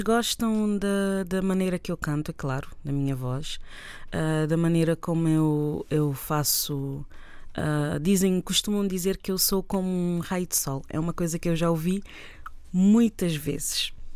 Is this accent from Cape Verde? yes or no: yes; Tarrafal de São Nicolau, São Nicolau, Cape Verde; minha terra, a Tarrafal, onde eu nasci